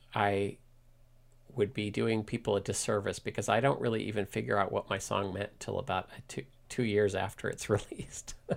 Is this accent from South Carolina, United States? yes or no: no; Washington, District of Columbia, United States; moved away as an adult; now in Mill Valley, United States; I grew up in Washington, D C, um, ne, in D C near the National Cathedral